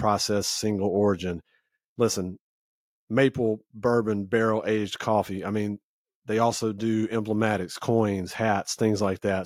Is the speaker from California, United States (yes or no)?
no; Louisiana, United States; moved away; also born or lived in Vidor, Texas; I grew up in Louisiana